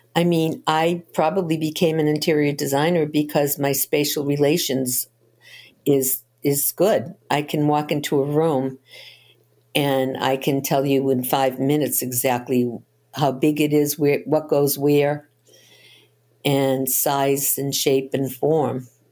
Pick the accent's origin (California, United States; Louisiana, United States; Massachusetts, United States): Massachusetts, United States; Boston; I grew up in Boston, and I lived around the corner from one of Albert DeSalvo's victims